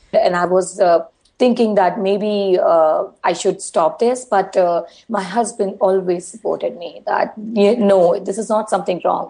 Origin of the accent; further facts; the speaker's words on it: India; being an Indian girl